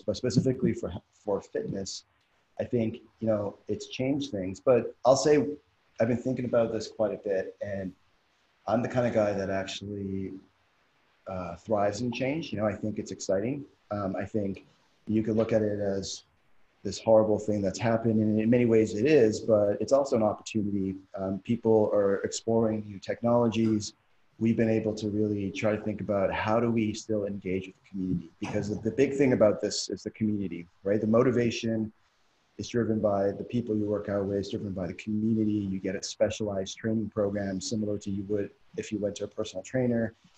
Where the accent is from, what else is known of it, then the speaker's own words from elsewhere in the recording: Canada; now in Doha, Qatar; I'm originally from Canada